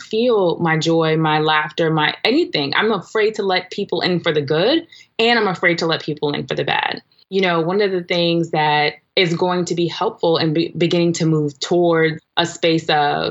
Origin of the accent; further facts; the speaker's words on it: New York City, New York, United States; I'm from Brooklyn, New York